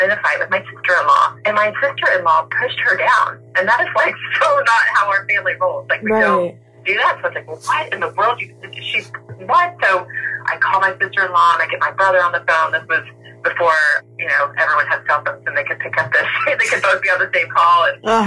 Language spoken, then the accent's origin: English; the South, United States; accent: southern; My southern accent comes out a little bit